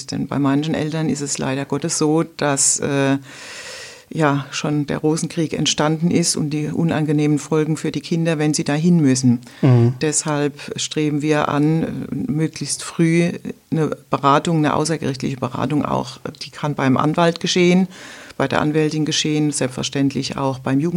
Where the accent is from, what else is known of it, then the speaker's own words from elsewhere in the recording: Rhineland-Palatinate, Germany; Ja, ich äh, bin aus der Pfalz, äh, bin in der Westpfalz tätig als Rechtsanwältin